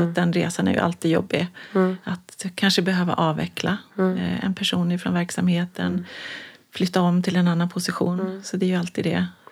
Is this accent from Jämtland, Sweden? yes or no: no; Kiruna, Norrbotten County, Sweden; växte jag upp i Kiruna